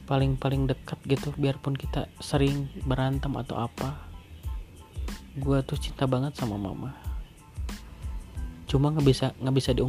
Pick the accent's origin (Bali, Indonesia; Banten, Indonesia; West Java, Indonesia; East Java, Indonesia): West Java, Indonesia; Bekasi; Aku tuh lahir di Bekasi 20, 29 September Ingat banget tuh Kecil Di rumah kontrakan Kalau pulang paling ke Bandung pakai bis Bis yang merah lah Dari Bekasi ke Bandung